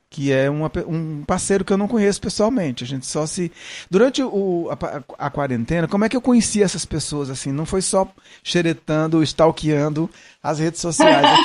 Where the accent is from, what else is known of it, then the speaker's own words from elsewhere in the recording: Ceará, Brazil; accent: Cearense mixed with Pernambucano and Paulista; now in São Paulo, Brazil; eu não sou eu não sou pernambucano, eu sou cearense, então, meu sotaque de origem é cearense, mas eu misturei com sotaque pernambucano. E aí vim para São Paulo, misturei com sotaque paulista.